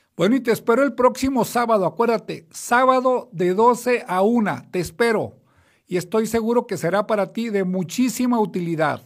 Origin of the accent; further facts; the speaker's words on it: Mexico; also born or lived in United States; no soy americano, porque la gente cuando digo eso creen que soy residente o ciudadano, soy mexicano solamente